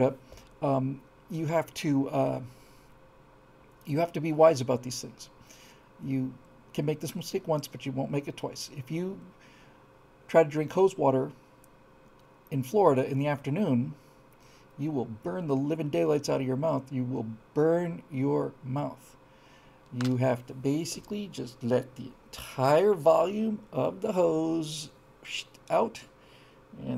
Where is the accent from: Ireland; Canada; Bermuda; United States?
Bermuda; we grew up on rainwater in Bermuda